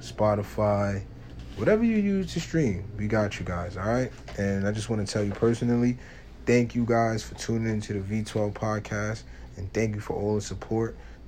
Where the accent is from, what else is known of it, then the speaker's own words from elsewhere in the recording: New York, United States; we're really from New York